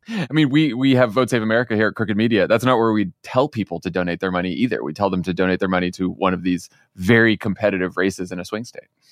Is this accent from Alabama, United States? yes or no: no; Massachusetts, United States; I'm from Massachusetts